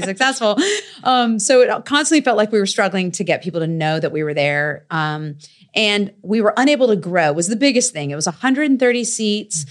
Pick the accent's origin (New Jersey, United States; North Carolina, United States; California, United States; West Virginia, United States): North Carolina, United States; Raleigh; I grew up, you know, in Five Points